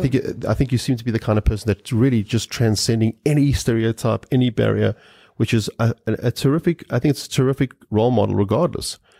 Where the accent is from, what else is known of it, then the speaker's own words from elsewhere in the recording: South Africa; growing up in South Africa.